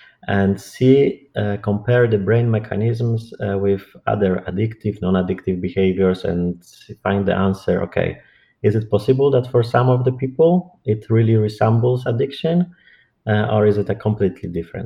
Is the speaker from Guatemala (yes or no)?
no; Warsaw, Masovian Voivodeship, Poland; English is a second language; moved away as an adult; I'm originally from Poland, Warsaw, and I graduated from clinical psychology there